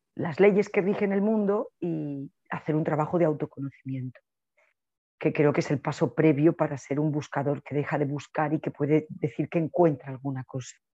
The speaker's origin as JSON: {"language": "Spanish", "country": "Spain", "said": "soy una española"}